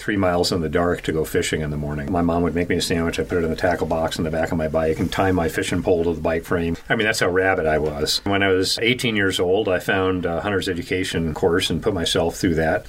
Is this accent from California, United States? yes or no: no; Connecticut, United States; moved away as an adult; now in Idaho, United States; I grew up in Connecticut in a non hunting, non fishing family